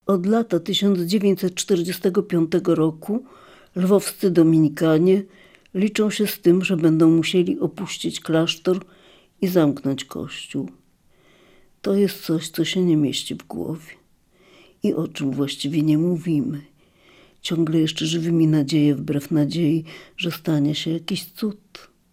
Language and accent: Polish; Lviv, Lviv Oblast, Ukraine; jestem z Lwowa